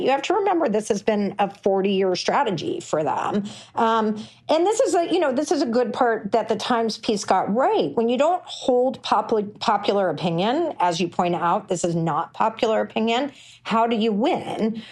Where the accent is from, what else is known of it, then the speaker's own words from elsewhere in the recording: Texas, United States; my home state of Texas